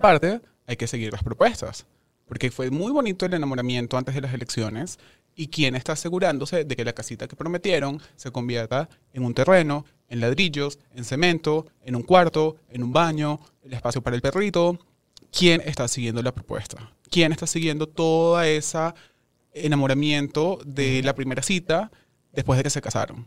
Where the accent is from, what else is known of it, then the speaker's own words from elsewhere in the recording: Venezuela; moved away as an adult; now in Mexico; somos muchos los venezolanos que estudiamos y nos preparamos